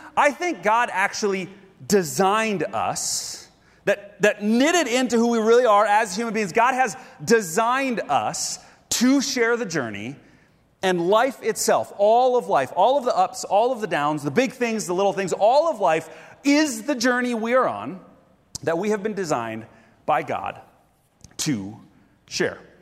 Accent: Grand Rapids, Minnesota, United States; moved away; my hometown, Grand Rapids, Minnesota

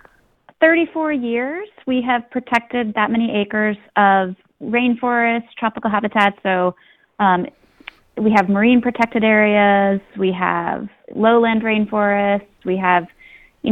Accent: Philadelphia, Pennsylvania, United States; I grew up in Philadelphia, had family in Pittsburgh

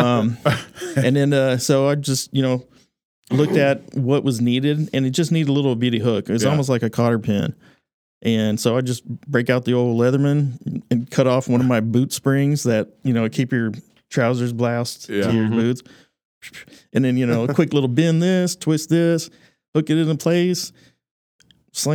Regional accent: Grand Prairie, Texas, United States; also born or lived in Arlington, Texas; I grew up in Grand Prairie in Arlington

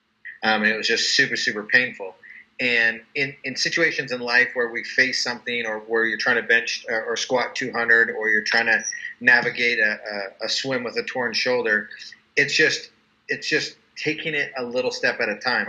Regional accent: Calgary, Alberta, Canada; now in Utah, United States; I'm originally from Calgary, Alberta, Canada.

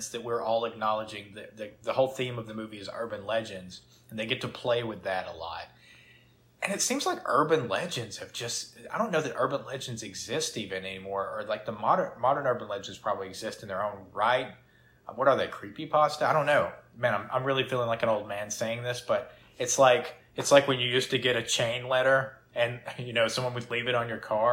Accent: the South, United States; we're from the South.

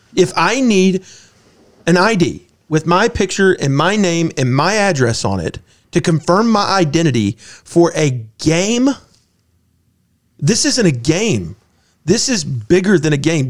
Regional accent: Augusta, Georgia, United States; I grew up in Augusta

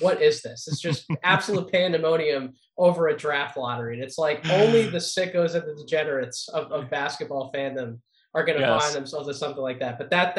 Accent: Philadelphia, Pennsylvania, United States; listen, I'm from the Philly area. My producer Kevin and I are about an hour north of Philadelphia.

